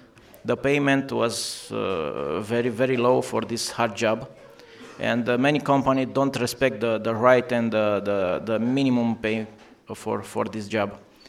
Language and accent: English; Romania; English is a second language; moved away as an adult; now in Denmark; I'm from Romania